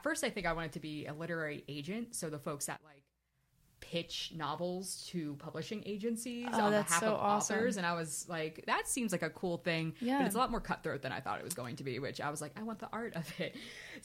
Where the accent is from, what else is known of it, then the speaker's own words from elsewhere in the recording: Warminster, Pennsylvania, United States; moved away as an adult; also born or lived in Albany, New York; I'm from the Warminster, Southampton area originally.